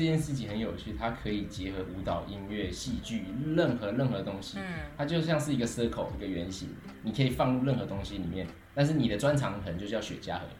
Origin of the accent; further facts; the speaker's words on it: Taichung, Taiwan; moved away as an adult; now in France; 我是太平。